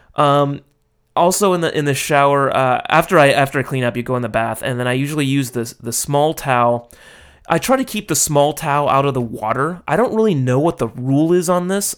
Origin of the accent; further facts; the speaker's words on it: Los Angeles, California, United States; moved away as an adult; now in Japan; my hometown